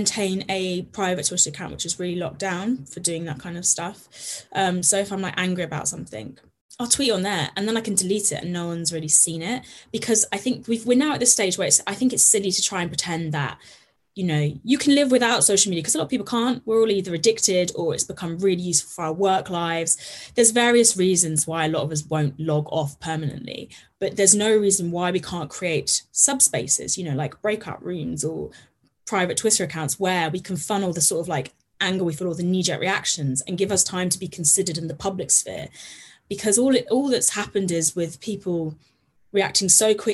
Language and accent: English; Herefordshire, West Midlands, United Kingdom; now in London, United Kingdom; I grew up in Herefordshire, which is a tiny little county on the border of Wales